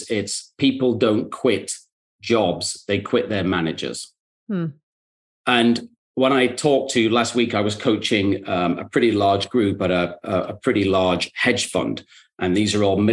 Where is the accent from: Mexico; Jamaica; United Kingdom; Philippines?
United Kingdom; the north of England; moved away as an adult; now in New York, United States; I'm also from Northern England